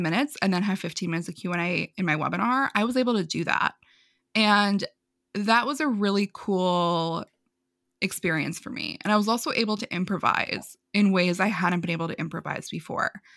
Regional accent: New York, United States; I'm from New York. I talk really fast sometimes.

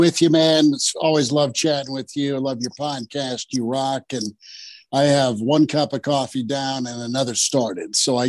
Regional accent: Kearney, Nebraska, United States; I'm from Kearney and don't need a green jersey, right?

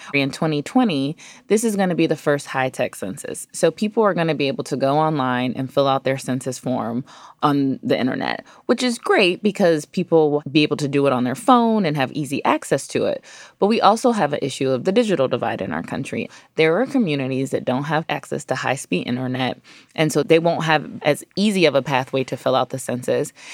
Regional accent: Ohio, United States; also born or lived in New York City; now in Washington, D.C., United States; I'm from Ohio originally, I've lived in New York City, and now I live in Washington, D C.

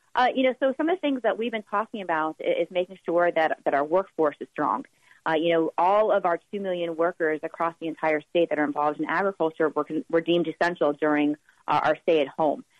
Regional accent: Miami, Florida, United States; now in Tallahassee, United States; born and raised in Miami

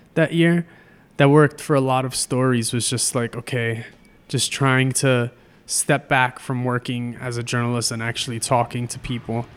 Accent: New York City, New York, United States; moved away as an adult; also born or lived in Hunts Point, Bronx / Colby (college, Maine); now in Trenton, United States; growing up in the Bronx, I started taking the train to school when I was, like, twelve

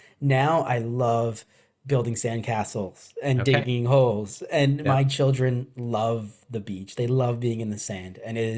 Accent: New Jersey, United States; I grew up in New Jersey

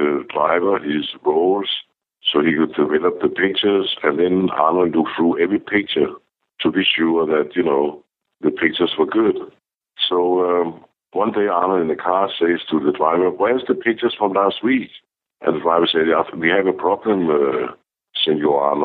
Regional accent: Denmark; moved away; I'm from Denmark.

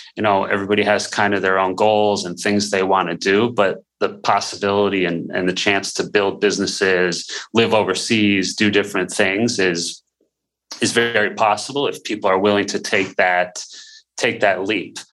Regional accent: Buffalo, New York, United States; moved away as an adult; also born or lived in Dallas / Houston; my background really growing up in Buffalo, small town

